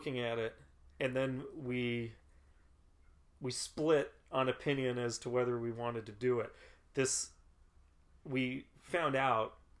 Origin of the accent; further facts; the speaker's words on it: Lakewood, Ohio, United States; moved away; also born or lived in Cleveland, Ohio; I grew up in Cleveland, Ohio.